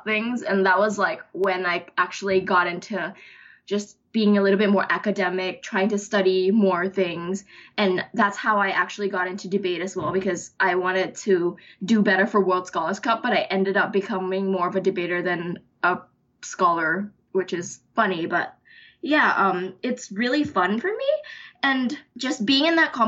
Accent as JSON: {"language": "English", "region": "Bangkok", "country": "Thailand", "moved": "as an adult", "said": "I'm from Thailand, Bangkok"}